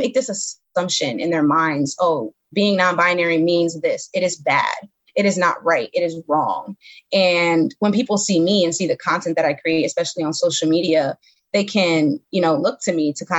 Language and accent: English; New York City, New York, United States; moved away as an adult; now in Camden, United States; I'm from Bedford-Stuyvesant. You know, when I was growing up, Bed-Stuy was not the best place to be growing up.